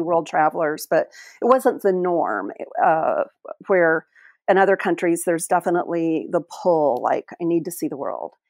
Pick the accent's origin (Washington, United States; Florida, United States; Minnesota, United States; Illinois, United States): Illinois, United States; moved away as an adult; also born or lived in Oklahoma / Springfield, Illinois; now in Whangarei, New Zealand; I was born and my mother's side of the family was in Oklahoma and then we moved to Illinois, which is where my dad originated from